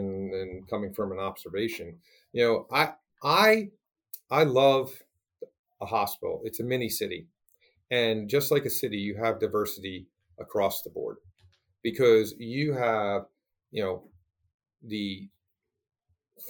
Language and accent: English; East Coast, United States; now in Portland, United States; I'm from the East Coast